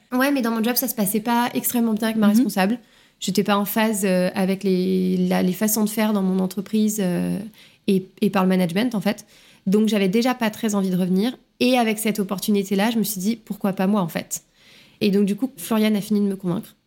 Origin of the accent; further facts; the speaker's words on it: Lyon, Auvergne-Rhône-Alpes, France; moved away; moi j'ai grandi à Lyon, j'ai toujours euh, vécu à Lyon euh, jusqu'à mon arrivée ici